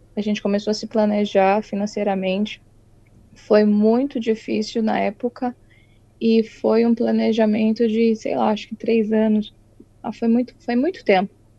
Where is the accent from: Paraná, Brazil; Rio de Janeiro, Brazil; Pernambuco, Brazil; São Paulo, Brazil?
São Paulo, Brazil; Itu; moved away as an adult; now in New Zealand; E sou do interior de São Paulo, Itu, uma cidade bem pequenininha. Nasci e cresci lá.